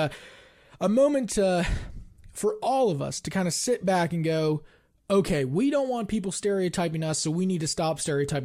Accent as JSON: {"language": "English", "town": "Parkersburg", "region": "West Virginia", "country": "United States", "tie": "born or raised there", "said": "I grew up in Parkersburg"}